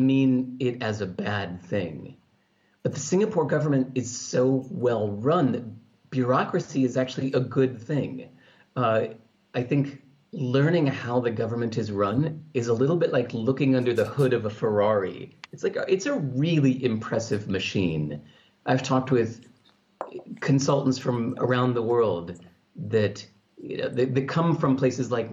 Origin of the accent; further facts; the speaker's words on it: California, United States; the culture I grew up in California